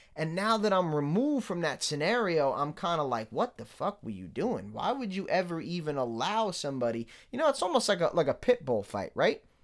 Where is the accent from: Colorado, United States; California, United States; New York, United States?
New York, United States; New York City; moved away; I grew up in New York City